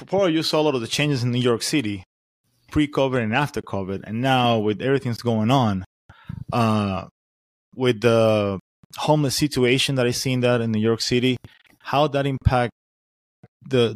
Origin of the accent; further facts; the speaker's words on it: Venezuela; moved away as an adult; now in Florida, United States; I come from South America, Venezuela. I've been in the States for 18 years